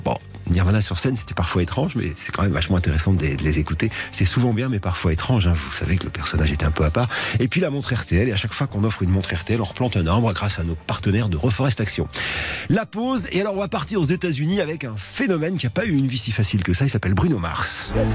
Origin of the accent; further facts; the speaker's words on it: France; chez nous en France